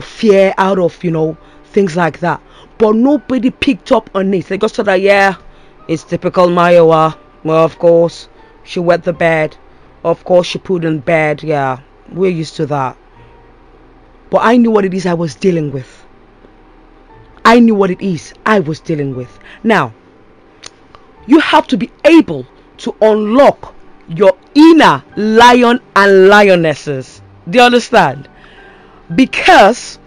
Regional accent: Nigeria; now in United Kingdom; back then in Nigeria, I usually, you know, my English was good, not great, but it was good.

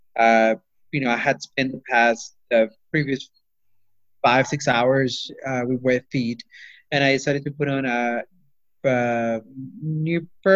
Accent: Peru; now in Auburn, United States; I grew up in Peru

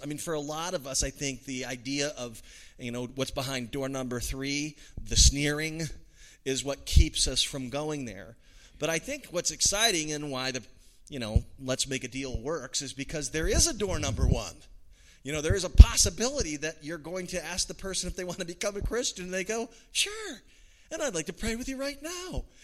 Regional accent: United States; as an American

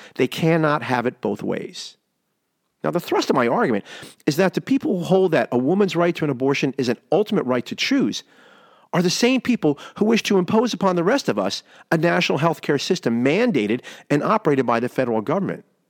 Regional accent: United States

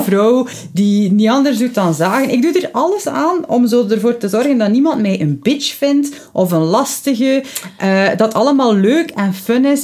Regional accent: West Flanders, Belgium; bij ons in West-Vlaanderen

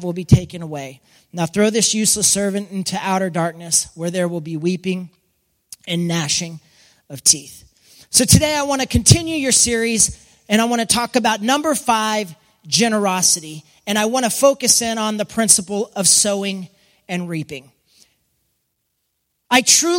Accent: West Texas, United States; I grew up in West Texas

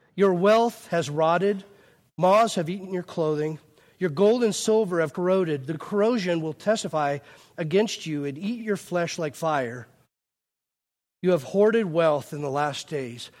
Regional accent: United States; we're so American

